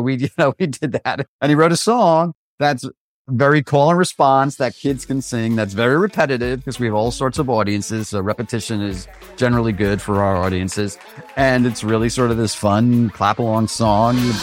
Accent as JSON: {"language": "English", "town": "Oradell", "region": "New Jersey", "country": "United States", "tie": "born or raised there", "said": "I grew up in Oradell, New Jersey"}